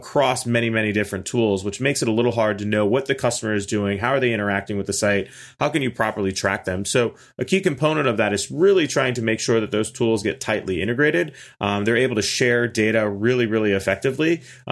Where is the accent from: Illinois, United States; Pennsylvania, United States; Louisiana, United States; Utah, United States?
Pennsylvania, United States; Pittsburgh; now in Orlando, United States; I'm originally from Pittsburgh, but I came down here on a whim and kind of just got trapped